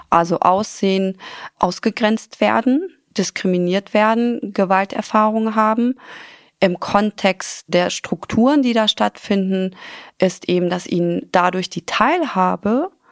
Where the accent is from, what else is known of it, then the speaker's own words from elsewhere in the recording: Afghanistan; born there; Mein Lieblingsgericht heißt Palau mhm. und ist aus Afghanistan. Ich bin gebürtig aus Afghanistan. Meine Mutter ist Pakistanin, mein Vater ist Afghane